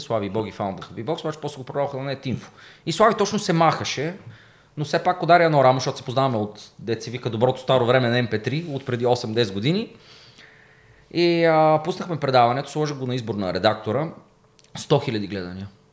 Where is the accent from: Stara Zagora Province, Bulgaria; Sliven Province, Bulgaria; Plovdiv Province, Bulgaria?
Plovdiv Province, Bulgaria; Plovdiv; аз съм от Плодив, квартал Тракия, доста голям панелен квартал. Та всички от квартала ме знаеха